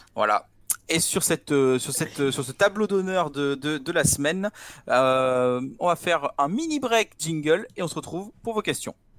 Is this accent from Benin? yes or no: no; France; je suis français